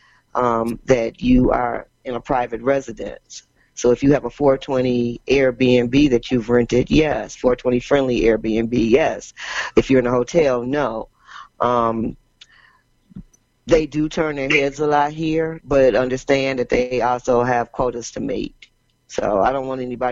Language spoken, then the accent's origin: English; Michigan, United States; now in Nevada, United States; I'm from Michigan